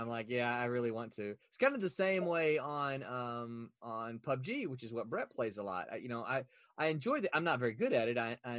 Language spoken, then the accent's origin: English; the South, United States; I'm from the South